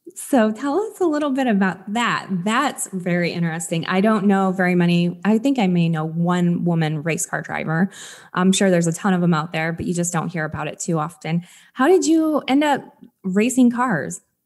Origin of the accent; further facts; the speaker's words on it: Michigan, United States; moved away; I'm from Michigan originally